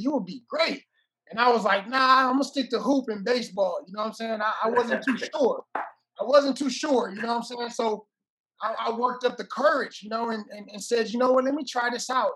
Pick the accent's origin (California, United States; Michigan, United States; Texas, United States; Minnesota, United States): California, United States; Oakland; moved away as an adult; also born or lived in Hawaii; I was born and raised in Oakland, California